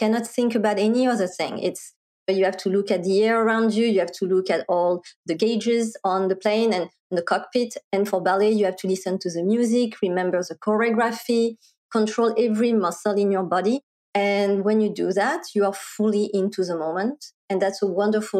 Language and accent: English; France; accent: French; English is a second language; moved away as an adult; also born or lived in Paris, France / Silicon Valley, United States; now in Bay Area, United States; I was originally born and raised in France